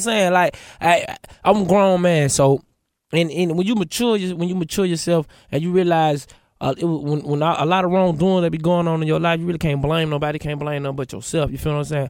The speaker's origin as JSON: {"language": "English", "town": "Atlanta", "region": "Georgia", "country": "United States", "said": "I'm from Atlanta, West Side"}